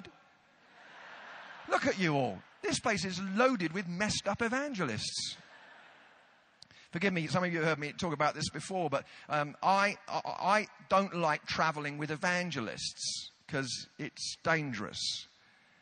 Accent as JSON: {"language": "English", "country": "United Kingdom", "said": "we're British"}